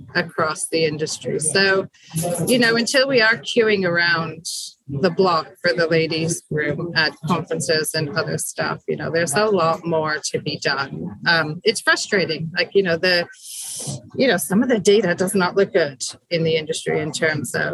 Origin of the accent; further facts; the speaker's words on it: United States; now in United Kingdom; although I was born in the States, I've been living in the UK for a long time. All my kids are born here